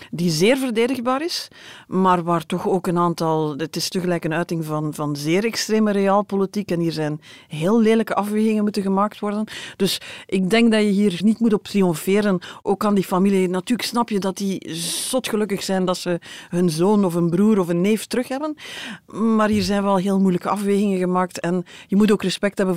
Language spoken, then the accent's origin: Dutch; Oostkamp, Flanders, Belgium; Dat is uit de achtertuin van mijn ouders, waar ik opgegroeid